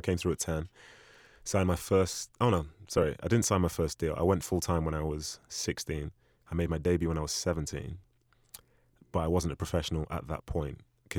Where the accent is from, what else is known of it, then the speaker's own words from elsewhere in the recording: Manchester, North West England, United Kingdom; I was raised in Manchester, and I love being a part of that community. So as I say, I came over when I was five.